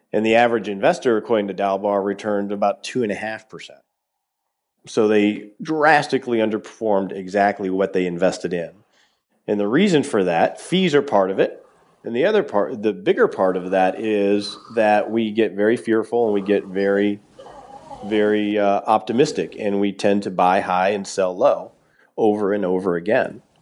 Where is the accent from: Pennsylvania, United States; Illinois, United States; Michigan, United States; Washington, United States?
Michigan, United States; Detroit; I grew up in Detroit